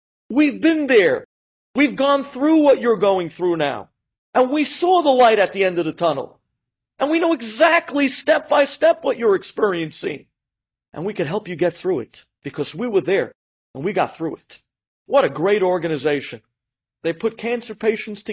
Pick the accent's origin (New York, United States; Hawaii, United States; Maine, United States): New York, United States; New York City; a block that I grew up many years on East 13th Street, between L&M and Brooklyn, where my parents still live till today